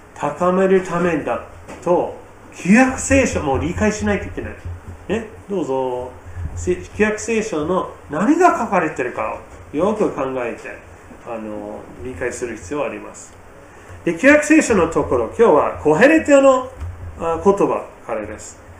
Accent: United States; now in Japan; 私の母国のアメリカ

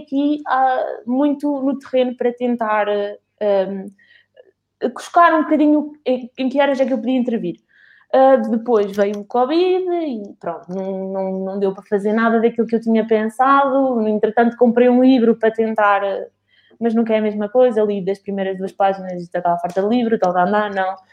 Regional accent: Cantanhede, Centro, Portugal; fui à Câmara de Cantanhede, de onde eu sou, sou local

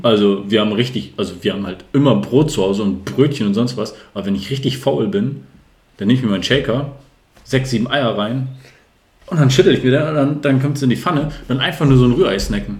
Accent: Northern Germany, Germany; also born or lived in Sande, Lower Saxony; als Norddeutscher

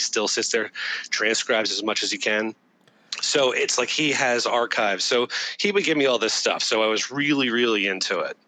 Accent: Doylestown, Pennsylvania, United States; moved away; I grew up in Doylestown, Pennsylvania, beautiful town

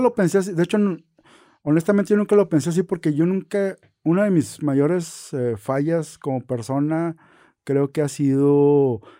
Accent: northern Mexico, Mexico; como norteños

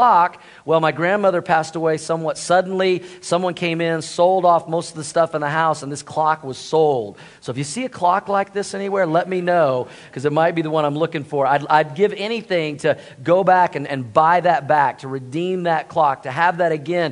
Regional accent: Tulsa, Oklahoma, United States; moved away; I grew up in Tulsa, Oklahoma

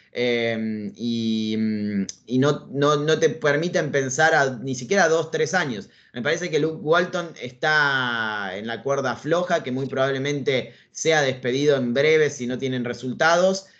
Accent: Argentina; soy periodista argentino, nací en Argentina, vivo en Argentina de hecho

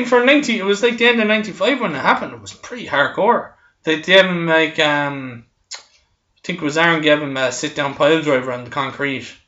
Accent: Ireland; we're Irish

